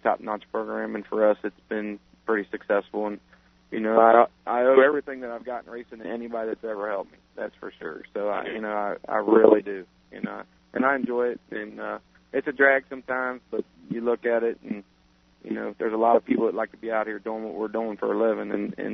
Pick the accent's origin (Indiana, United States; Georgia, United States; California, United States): Indiana, United States; Lawrenceburg; born or raised there